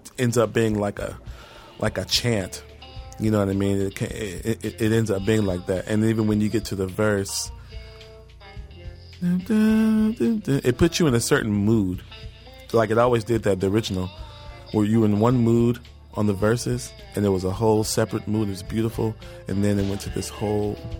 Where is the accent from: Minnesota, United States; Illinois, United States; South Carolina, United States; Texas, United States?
Texas, United States; Houston; moved away as an adult; also born or lived in New York; I'm from Houston.